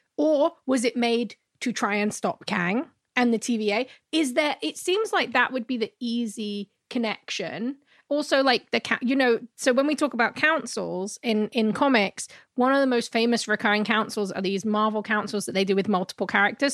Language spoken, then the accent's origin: English; London, United Kingdom; now in North America; I'm from London